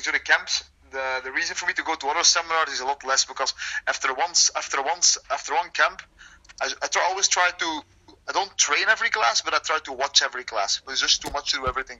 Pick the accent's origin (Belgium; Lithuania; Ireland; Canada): Belgium; Leuven, Flanders; my hometown in Leuven